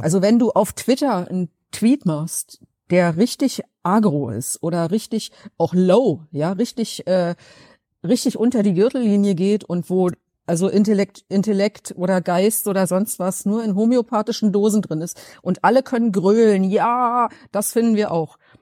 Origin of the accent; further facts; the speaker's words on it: Berlin, Germany; ob ich aus Berlin komme